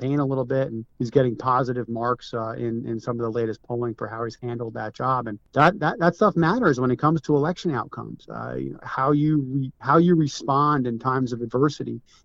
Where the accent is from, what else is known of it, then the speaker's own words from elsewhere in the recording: New Jersey, United States; I grew up in Jersey. I have a family home at the Jersey Sewer